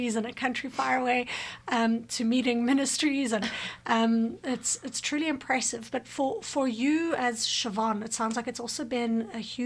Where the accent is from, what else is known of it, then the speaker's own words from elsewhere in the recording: South Africa; now in Canada; I come from South Africa